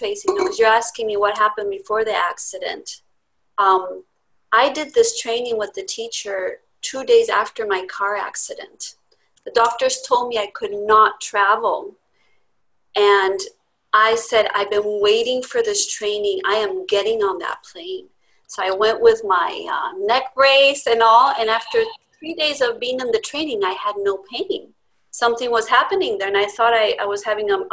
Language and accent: English; Spain; moved away as an adult; now in Laguna Beach, United States; I grew up in Spain, and I did my first year of architecture school there